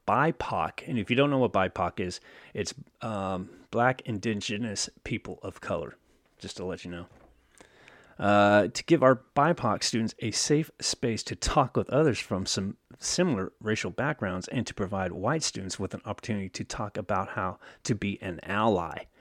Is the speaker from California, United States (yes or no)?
yes; Oakland, California, United States; my hometown right here. Oakland